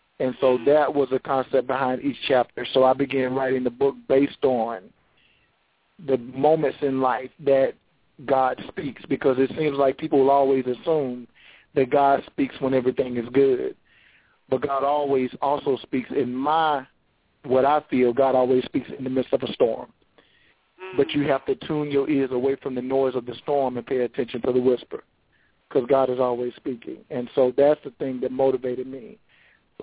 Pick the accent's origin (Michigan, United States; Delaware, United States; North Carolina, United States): North Carolina, United States; Charlotte; I am from Charlotte, North Carolina